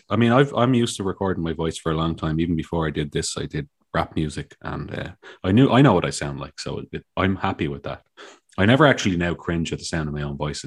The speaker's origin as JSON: {"language": "English", "town": "Dublin", "region": "Leinster", "country": "Ireland", "tie": "born or raised there", "said": "I'm from Dublin, and I've lived in Dublin my whole life"}